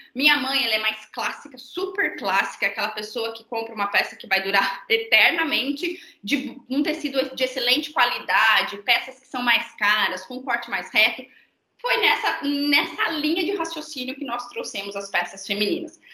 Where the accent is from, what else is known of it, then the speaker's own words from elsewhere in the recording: near Maringá, interior of Paraná, Brazil; sou do interior do Paraná, perto de Maringá da Marça, mas uma cidade super pequena de 35 mil habitantes